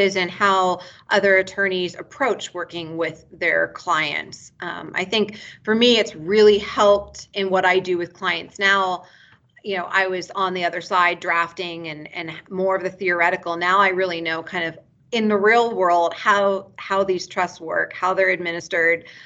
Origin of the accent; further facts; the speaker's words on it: United States; moved away as an adult; also born or lived in Bethesda, Maryland / Santa Barbara, California; now in Reno, United States; I'm originally from Lake Tahoe. That's where I was born and raised.